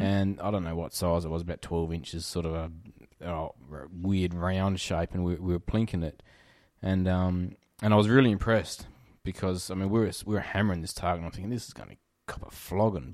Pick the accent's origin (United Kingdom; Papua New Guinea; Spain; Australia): Australia; Riverland, South Australia; I grew up in the Riverland